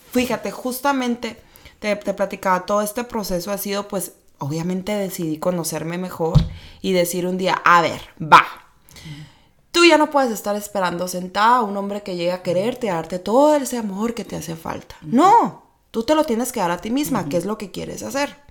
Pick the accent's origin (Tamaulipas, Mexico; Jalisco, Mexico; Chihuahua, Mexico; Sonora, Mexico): Sonora, Mexico; Hermosillo; moved away as an adult; also born or lived in Mexico City; now in Tijuana, Mexico; soy sonorense, nací en Hermosillo, Sonora